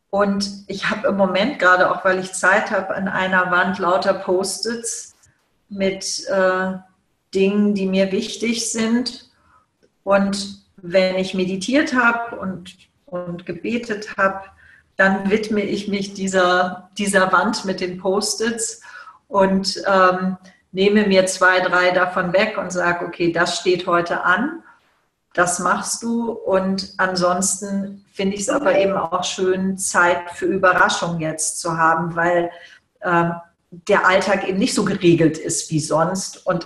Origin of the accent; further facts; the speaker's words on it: Hamburg, Germany; Ich war immer irgendwie in dem konservativen Hamburg der zu große, merkwürdige, asthmakranke Exot, der eben, der eben nicht so richtig ins Raster passt.